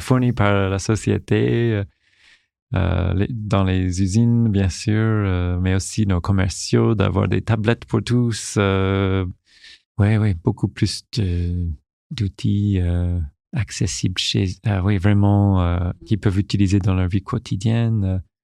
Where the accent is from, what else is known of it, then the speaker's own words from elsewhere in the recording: Newfoundland and Labrador, Canada; French is a second language; moved away as an adult; now in France; j'ai fait vraiment ma, ma, jeunesse et toutes mes, toutes mes études jusqu'à l'université au Canada, à Terre-Neuve